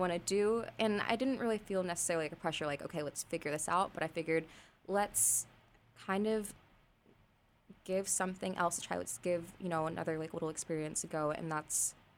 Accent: Los Angeles, California, United States; I'm from Los Angeles.

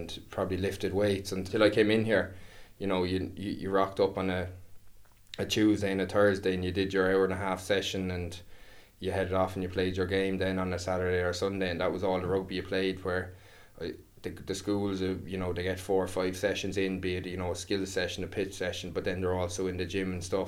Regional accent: Waterford, Munster, Ireland; I was playing with like Ballygunner at the time and trying to get onto the under 16 Waterford team

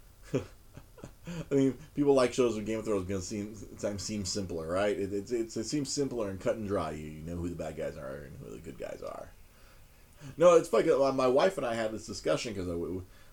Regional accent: Los Angeles, California, United States; I grew up watching MASH on Fox 11 here in Los Angeles, California.

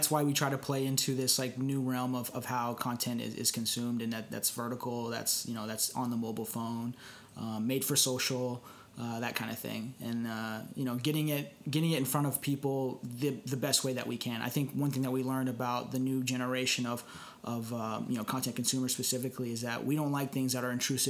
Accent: Dallas, Texas, United States; moved away; I'm originally from Dallas

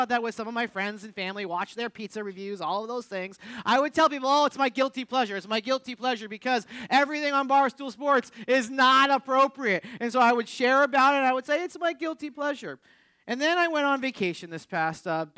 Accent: New England, United States; moved away; I grew up in New England

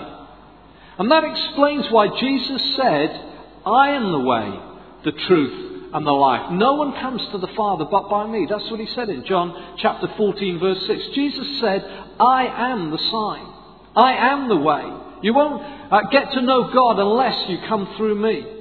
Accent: Swansea, Wales, United Kingdom; I'm from Swansea

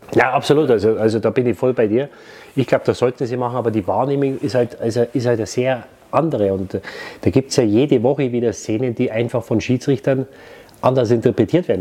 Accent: Munich, Bavaria, Germany; also born or lived in Waldsassen; ich bin mit vier Wochen nach München gekommen

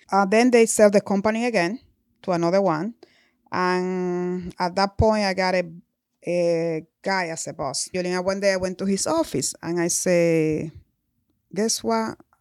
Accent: Dominican Republic; moved away as an adult; I came to this country when I was 20 years old. I grew up in Dominican Republic

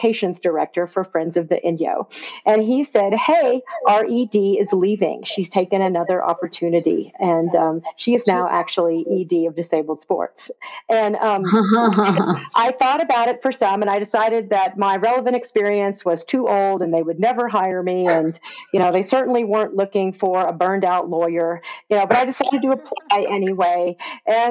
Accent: East Tennessee, United States; moved away as an adult; also born or lived in Washington, D.C.; now in Eastern Sierra, United States; I'm actually from East Tennessee originally

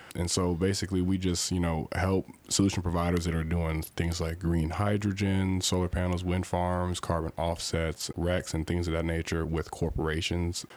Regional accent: Louisville, Kentucky, United States; also born or lived in Indianapolis, Indiana; I was born in Indianapolis, and I moved down to Louisville when I was relatively young and was raised in the area

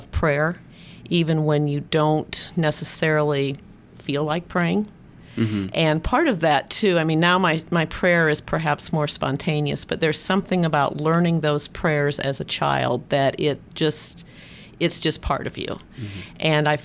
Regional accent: Champaign, Illinois, United States; I grew up in Champaign, Illinois, which is about 4 hours from South Bend, Central Illinois

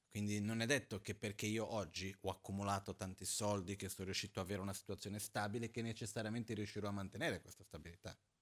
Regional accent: Brazil; moved away; quando ero ragazzino in Brasile, mi ricordo, avevo 10-11 anni

